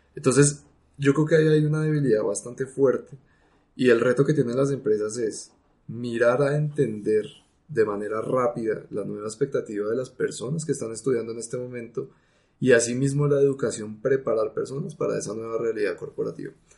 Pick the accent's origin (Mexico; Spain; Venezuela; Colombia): Colombia